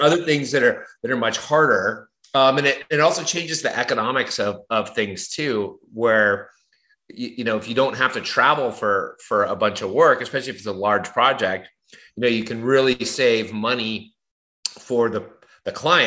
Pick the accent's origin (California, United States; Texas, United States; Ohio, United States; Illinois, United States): California, United States; Southern; moved away as an adult; now in East Coast, United States; I grew up in Southern California, just a little south of Los Angeles, in a little beach community